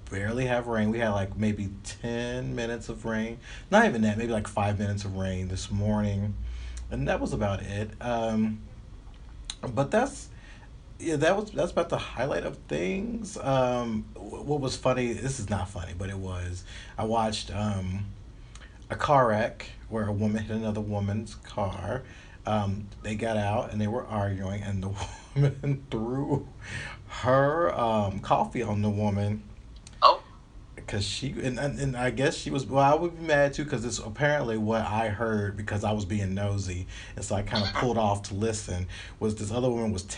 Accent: the South, United States; moved away; I'm coming from the South

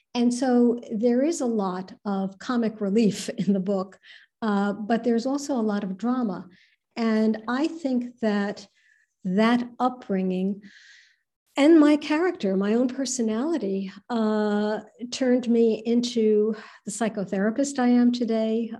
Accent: New York City, New York, United States; I was born in New York City unto Jewish Iranian parents

